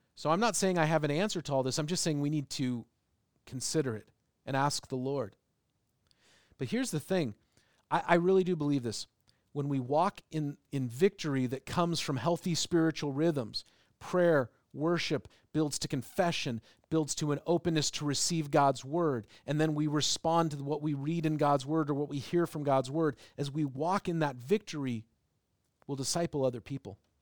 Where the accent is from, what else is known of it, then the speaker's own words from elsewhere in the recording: United States; also born or lived in England; I was from America